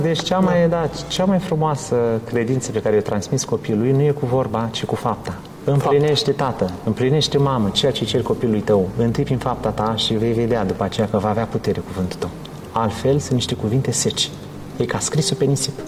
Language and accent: Romanian; Romania; now in Leeds, United Kingdom; noi ca și români